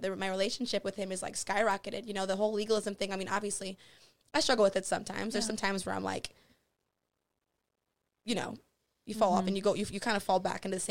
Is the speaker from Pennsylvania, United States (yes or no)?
no; Michigan, United States; So we were raised in Michigan, We were raised in Michigan